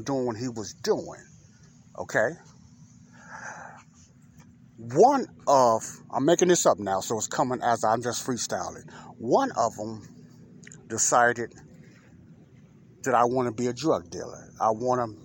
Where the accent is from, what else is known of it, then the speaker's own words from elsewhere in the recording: Chicago, Illinois, United States; Chicagoans who grew up in those areas like myself